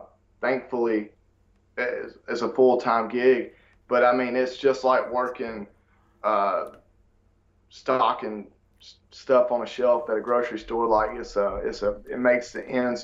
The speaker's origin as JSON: {"language": "English", "country": "United States", "accent": "country"}